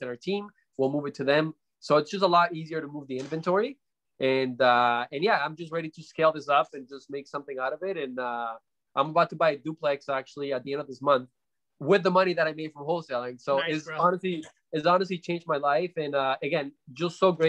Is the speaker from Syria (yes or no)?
no; Canada; also born or lived in Colombia; I'm originally from Colombia. We came to Canada when I was about 9 or 10 years old and, grew up with single mom, very, very hard times growing up, even in here